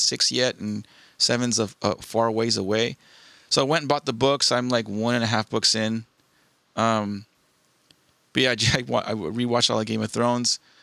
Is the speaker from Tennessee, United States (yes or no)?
no; Southern California, United States; born and raised in SoCal